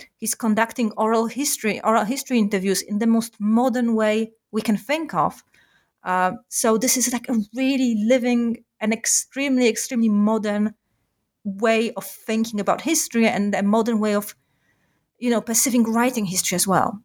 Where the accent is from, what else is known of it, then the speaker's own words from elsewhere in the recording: Warsaw, Masovian Voivodeship, Poland; I am from Warsaw originally. Uh, I grew up in Warsaw